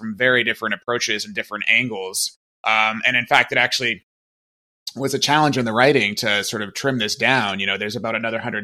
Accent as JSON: {"language": "English", "region": "Maine", "country": "United States", "tie": "born or raised there", "said": "I grew up in Maine"}